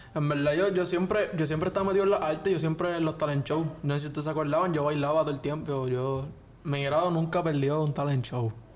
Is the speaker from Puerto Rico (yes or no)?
yes; Puerto Rico; como todo puertorriqueño